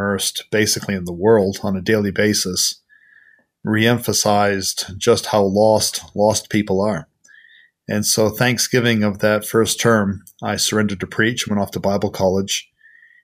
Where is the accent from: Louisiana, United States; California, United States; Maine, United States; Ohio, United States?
Maine, United States; Bangor; moved away as an adult; also born or lived in New Zealand; now in Queenstown, New Zealand; I'm originally from Bangor, Maine, and I have been in New Zealand 30 years come next January.